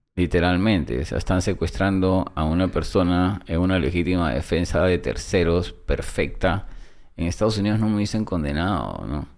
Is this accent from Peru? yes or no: yes; Peru; moved away as an adult; also born or lived in United States; soy peruano